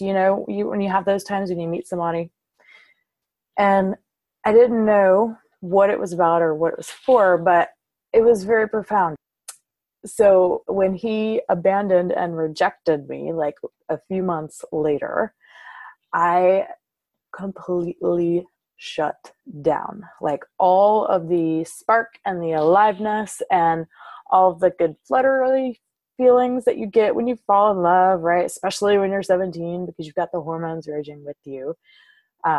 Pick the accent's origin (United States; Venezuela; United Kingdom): United States; Covington, Louisiana; I am from South Louisiana, a little town called Covington. It's about half an hour north of New Orleans. And I was raised in a very small, tight-knit Southern Baptist community.